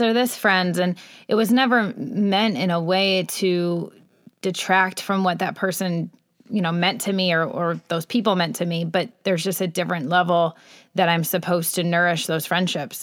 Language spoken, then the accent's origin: English; Michigan, United States; moved away as an adult; also born or lived in Los Angeles, United States; I was raised in Michigan